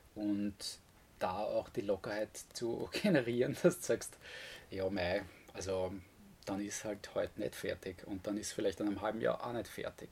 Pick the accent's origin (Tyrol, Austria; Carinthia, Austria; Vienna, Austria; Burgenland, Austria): Vienna, Austria; moved away as an adult; now in Styria, Austria; ich wurde in Wien geboren und habe eigentlich eine vergleichsweise unbeschwerte Kindheit gehabt